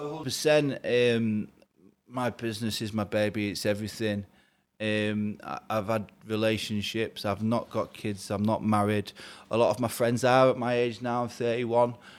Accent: Grimsby, Yorkshire and the Humber, United Kingdom; I'm from Grimsby in the northeast

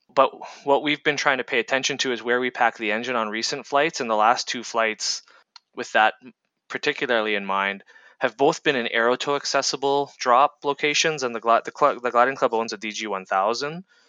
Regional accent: Ontario, Canada; I grew up in Ontario, Canada

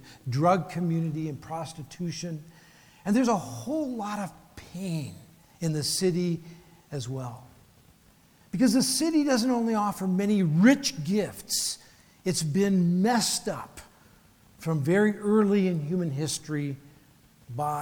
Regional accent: Canada; also born or lived in Vancouver, Canada / Phoenix, United States; I get to spend my half of my life in the beautiful city of Vancouver, Canada. I'm Canadian

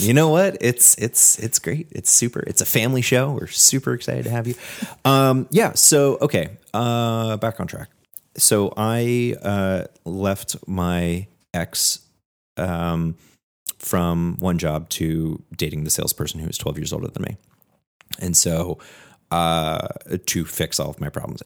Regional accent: California, United States; moved away as an adult; also born or lived in Washington State; I went to college in Washington State, and then I was from California

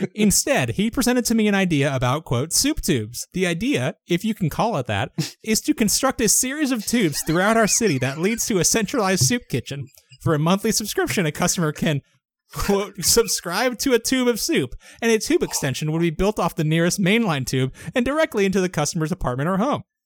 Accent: United States; I'm an American

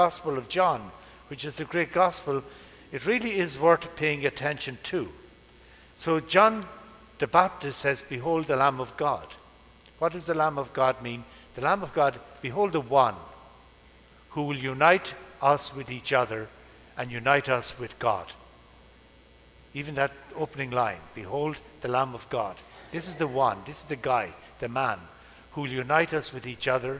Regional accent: Ireland; moved away; the first bridge over the River Barrow in my hometown since British rule

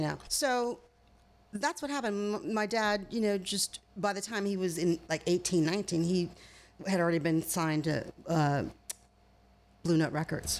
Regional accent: Michigan, United States; moved away as an adult; now in California, United States; where I grew up in Michigan was a vacation spot for Al Capone because it was my hometown is 30 minutes directly across Lake Michigan from Chicago

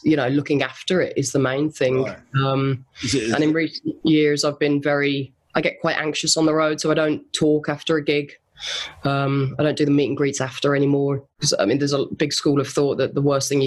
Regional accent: Solihull, West Midlands, United Kingdom; moved away as an adult; now in Los Angeles, United States; I'm white and from Solihull.

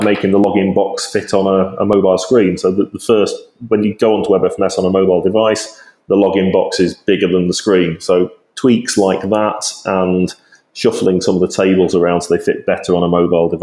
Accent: Yorkshire and the Humber, United Kingdom; as a Yorkshireman

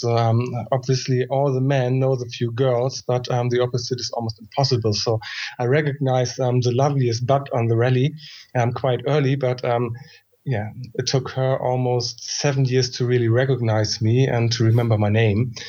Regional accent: Germany; I'm coming also from Germany

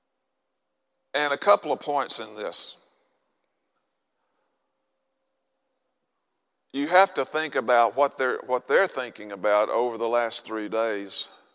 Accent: Arkansas, United States; I'm from Arkansas

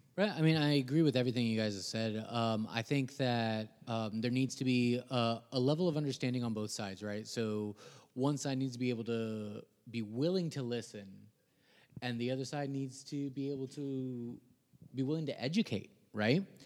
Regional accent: Guaynabo, Puerto Rico; also born or lived in Rio Piedras, Puerto Rico; now in United States; So, I was born in Rio Piedras, Puerto Rico. Um, I grew up in a city called Guaynabo.

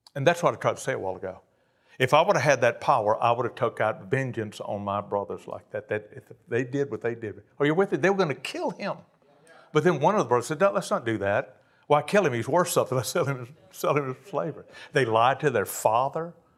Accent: Cajun, Louisiana, United States; I'm a Cajun

